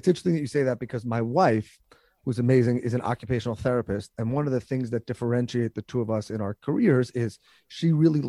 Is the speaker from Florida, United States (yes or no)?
no; New York, United States; First of all, I just want to say, as a New Yorker, I wasn't going to ruin your intro